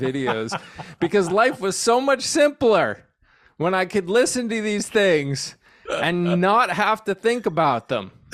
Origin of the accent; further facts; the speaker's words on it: New England, United States; moved away as an adult; now in Texas, United States; I grew up in the Northeast